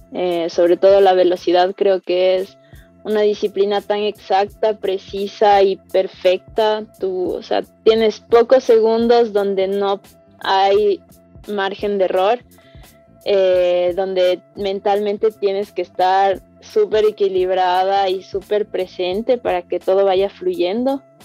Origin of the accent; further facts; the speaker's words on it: Quito, Pichincha, Ecuador; soy escaladora profesional de Quito